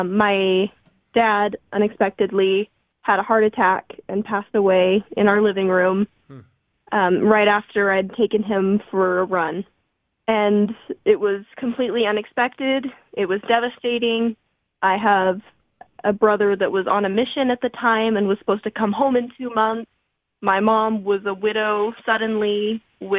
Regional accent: Moapa Valley, Nevada, United States; moved away as an adult; now in Provo, United States; I grew up outside of Vegas in a small town called Moapa Valley

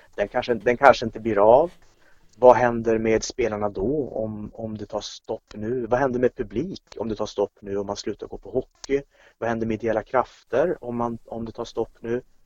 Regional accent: Kiruna, Norrbotten County, Sweden; now in Norrköping, Sweden; Jag är uppvuxen i Kiruna, det är visserligen 20 år sedan jag flyttade därifrån

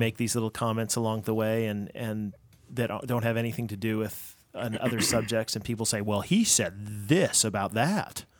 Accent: United States; I'm an American

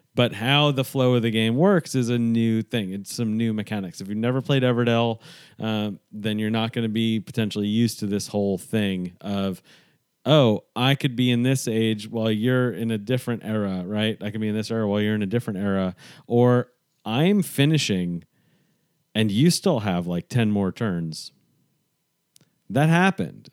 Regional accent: New York, United States; growing up in New York

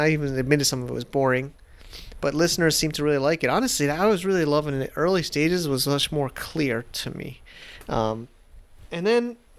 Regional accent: United States; moved away as an adult; 2 days as an American trying to open a bank account in Hong Kong in 2015.

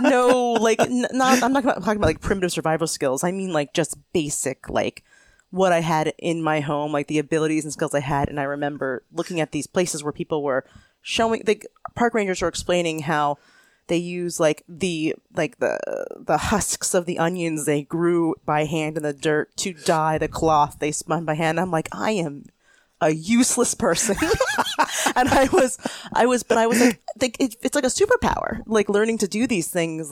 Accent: Pennsylvania, United States; also born or lived in Tennessee / Vermont; now in Vermont–New York border area, United States; I moved back to the East Coast, which is where I'm from, I'm from Pennsylvania

